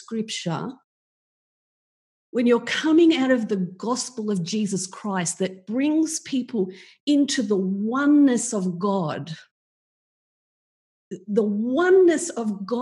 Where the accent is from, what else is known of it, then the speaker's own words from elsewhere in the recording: Australia; I'm from Australia